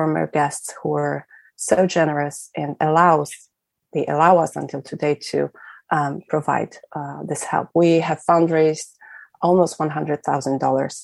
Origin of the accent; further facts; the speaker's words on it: Krakow, Lesser Poland, Poland; moved away as an adult; also born or lived in Berkeley; now in Warsaw, Poland; I was born in Krakow and in a very particular household. My father runs the Jewish Culture Festival, the Krakow